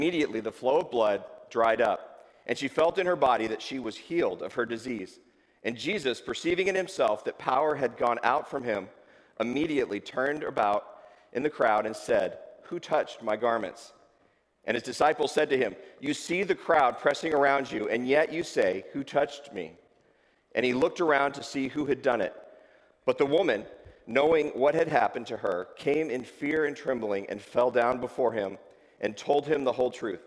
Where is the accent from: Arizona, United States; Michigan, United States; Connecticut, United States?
Arizona, United States; Tucson; also born or lived in West Virginia; I'm originally from West Virginia, but I grew up in Tucson in the desert down there